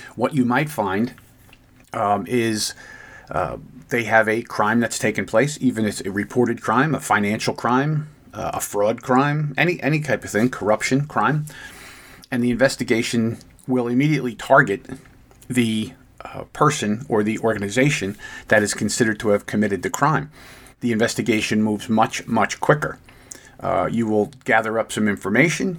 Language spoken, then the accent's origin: English; United States; as an American who has lived most of my life.